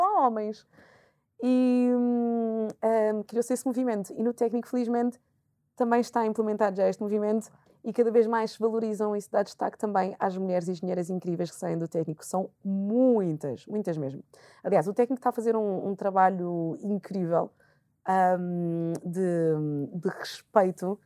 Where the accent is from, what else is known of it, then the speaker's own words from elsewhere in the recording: Portugal; also born or lived in Angola (ancestry); eu estudei sempre em Portugal